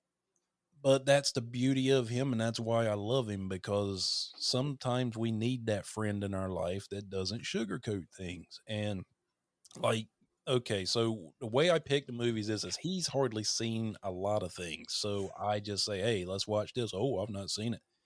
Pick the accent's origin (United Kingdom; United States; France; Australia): United States; North Carolina; accent: Southern; moved away as an adult; now in Hawaii, United States; I'm from North Carolina